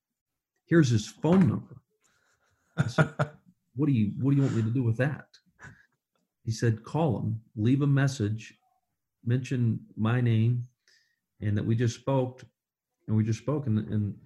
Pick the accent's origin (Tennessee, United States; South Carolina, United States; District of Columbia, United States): Tennessee, United States; Kingsport; I was a no one from Kingsport, Tennessee, is where I grew up